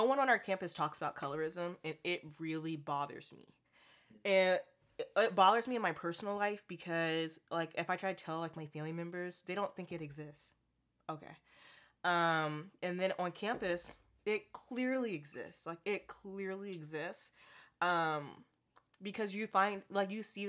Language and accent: English; Portland, United States; I'm from Portland, too, so I speak where I've grown up